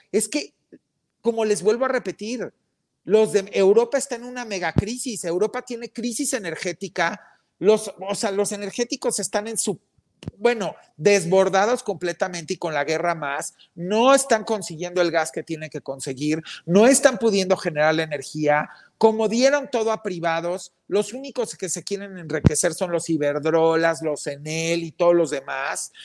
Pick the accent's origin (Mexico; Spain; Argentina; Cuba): Mexico; todos somos mexicanos